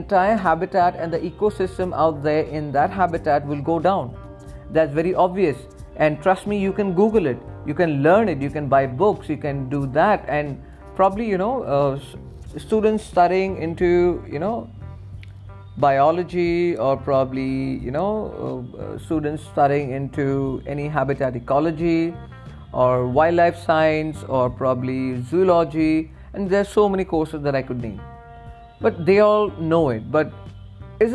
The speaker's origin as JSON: {"language": "English", "town": "Doom Dooma", "region": "Assam", "country": "India", "tie": "born or raised there", "also_born_or_lived": "Arunachal Pradesh", "said": "I have been living my childhood in those areas, not in Myanmar, I mean in the border areas of Arunachal and near Assam border areas. I'm from Dumduma"}